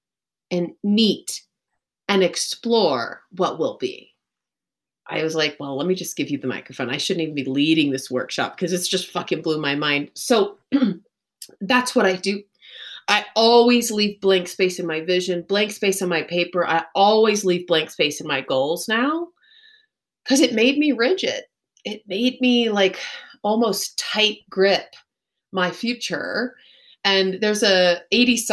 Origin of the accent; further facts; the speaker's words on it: Texas, United States; also born or lived in Chicago / Los Angeles; now in Colorado, United States; I grew up in Texas